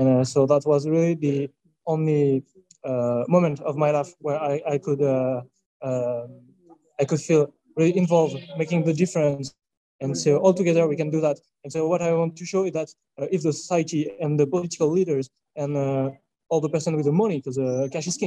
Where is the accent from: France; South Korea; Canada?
France; I'm from France